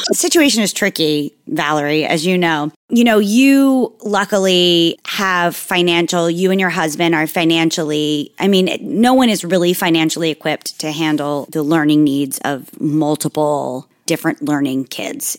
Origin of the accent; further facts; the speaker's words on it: Margate City, New Jersey, United States; I'm from um, Margate, New Jersey, which is like way south, almost by Delaware